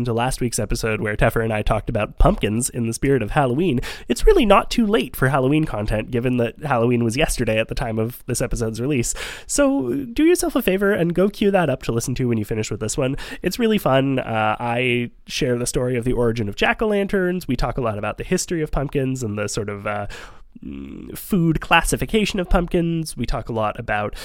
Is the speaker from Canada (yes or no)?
yes; Montreal, Quebec, Canada; also born or lived in Vancouver, Canada; we had moved to Montreal by the time I was 6